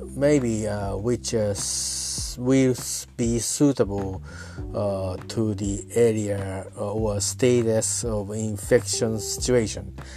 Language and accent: English; Japan; I'm talking from Japan. I'm at uh, my hometown.